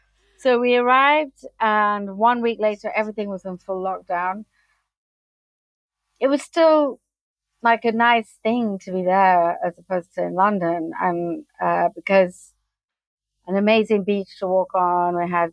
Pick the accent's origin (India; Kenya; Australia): Kenya; now in United Kingdom; I'm half American, half British, but I grew up in Africa, in Kenya.